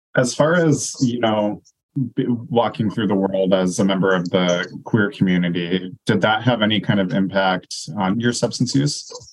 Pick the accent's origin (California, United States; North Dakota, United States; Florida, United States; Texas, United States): North Dakota, United States; now in Minnesota, United States; I'm from North Dakota